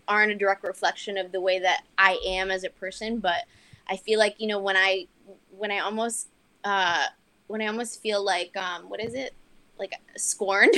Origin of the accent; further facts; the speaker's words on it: Miami, Florida, United States; also born or lived in St. Thomas, U.S. Virgin Islands; I grew up in Miami